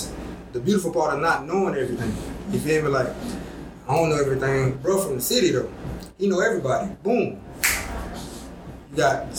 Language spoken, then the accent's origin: English; Georgia, United States; moved away as an adult; also born or lived in Texas; now in Charlotte, United States; I'm from Georgia.